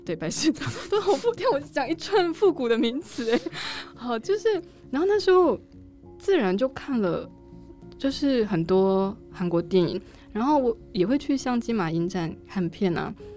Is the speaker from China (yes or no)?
no; Taiwan; first language Chinese; moved away; also born or lived in South Korea; 比如说我们台湾人形容东西很好吃，会有什么样的形容词，或是什么样的表现？